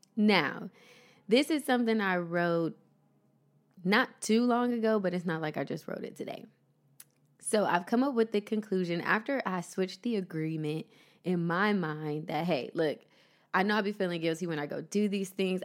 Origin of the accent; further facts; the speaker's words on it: Columbus, Ohio, United States; moved away as an adult; now in Los Angeles, United States; my hometown, Columbus, Ohio